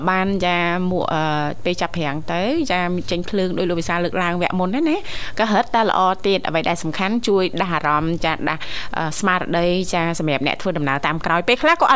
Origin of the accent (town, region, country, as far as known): Takeo, Cambodia; born or raised there